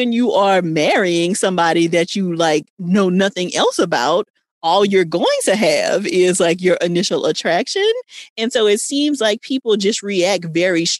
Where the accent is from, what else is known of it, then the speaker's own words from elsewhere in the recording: Louisiana, United States; I'm from Louisiana